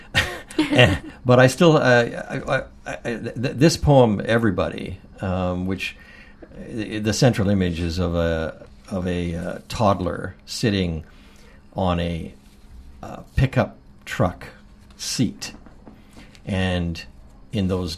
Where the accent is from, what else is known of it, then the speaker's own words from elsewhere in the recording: Courtenay, British Columbia, Canada; also born or lived in Comox, British Columbia / Port Alberni, British Columbia; I spent my teenage in Port Alberni, BC, and I was born actually in Comox and grew up in Courtney